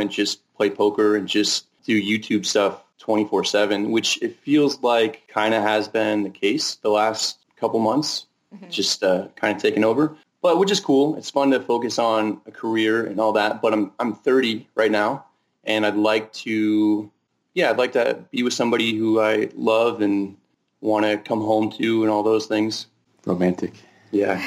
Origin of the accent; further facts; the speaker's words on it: Northern California, United States; now in Las Vegas, United States; I'm from Northern California and kind of like give off a Northern California vibe